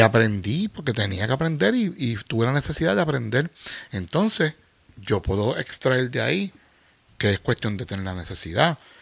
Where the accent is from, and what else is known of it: Puerto Rico; moved away as an adult